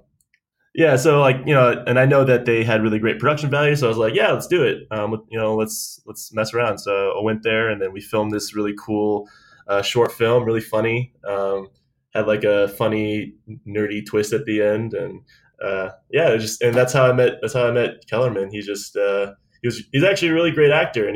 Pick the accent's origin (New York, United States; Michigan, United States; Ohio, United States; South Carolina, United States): Ohio, United States; Delaware; moved away as an adult; also born or lived in Columbus, Ohio / San Diego; now in Los Angeles, United States; I'm actually from Delaware, Ohio. That's where I grew up anyway. I was born in Columbus